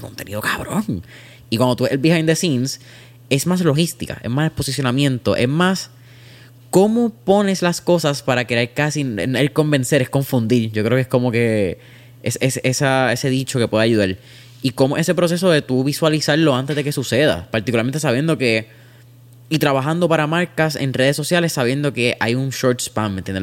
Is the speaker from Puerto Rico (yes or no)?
yes; Puerto Rico; la cultura que nosotros miramos como puertorriqueños